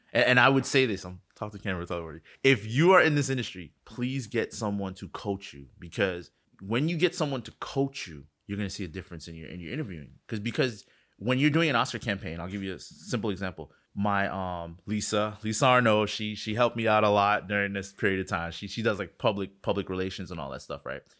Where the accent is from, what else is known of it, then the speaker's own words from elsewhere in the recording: Miami, Florida, United States; I'm from Miami